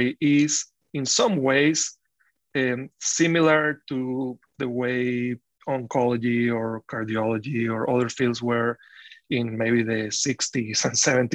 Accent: Caracas, Capital District, Venezuela; moved away as an adult; now in Iowa, United States; I grew up in Caracas

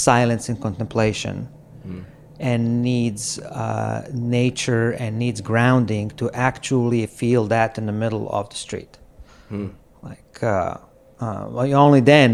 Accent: Croatia; moved away as an adult; also born or lived in California; now in New York City, United States; I'm originally from Croatia. I came to the United States to the seminary and finished my graduate school here

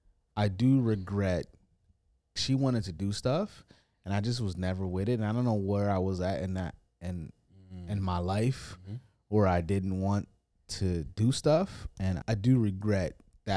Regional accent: United States; accent: American; And I think for me, a lot of the engagement has become because of my accent being from America.

